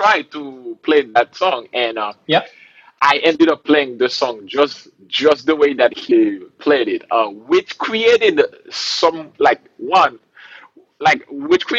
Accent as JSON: {"language": "English", "country": "Haiti", "tie": "born or raised there", "moved": "as an adult", "lives_now": "Rhode Island, United States", "said": "I grew up in a country in the Caribbean called Haiti. Yeah, man, I was born and raised there"}